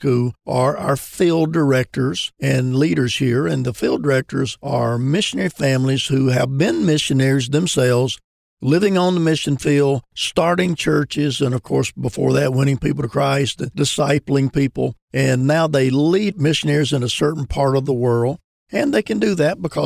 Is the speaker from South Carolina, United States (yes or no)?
yes; upstate South Carolina, United States; moved away; From the upstate of South Carolina